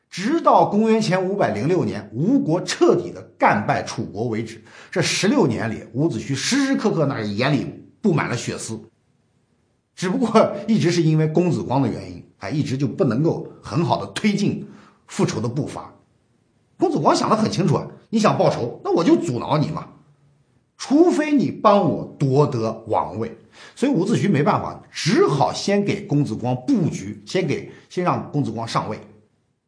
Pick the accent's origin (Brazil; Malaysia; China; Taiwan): China; 我们中国人